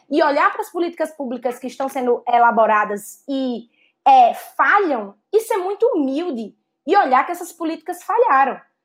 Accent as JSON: {"language": "Portuguese", "region": "Northeast Region", "country": "Brazil", "tie": "born or raised there", "accent": "strong Northeastern", "moved": "yes", "lives_now": "São Paulo, Brazil", "said": "Eu sou uma mulher nordestina, nascida e criada no Nordeste"}